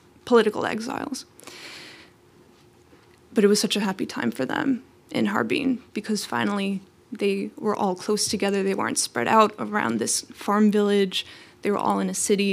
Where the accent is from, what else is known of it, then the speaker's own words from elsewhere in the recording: New York, United States; first language Tatar; English is a second language; My first language was Tatar, even though I was born in New York